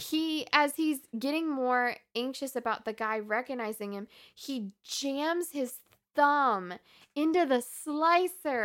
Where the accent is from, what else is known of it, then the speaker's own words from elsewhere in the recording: the North, United States; we grew up in the North.